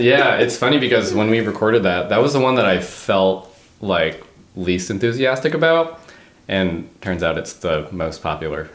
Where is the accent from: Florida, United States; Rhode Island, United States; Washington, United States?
Rhode Island, United States; West Warwick; accent: Rhode Island; moved away; also born or lived in Boston; I grew up saying Warwick. I'm from West Warwick, and when I moved to Boston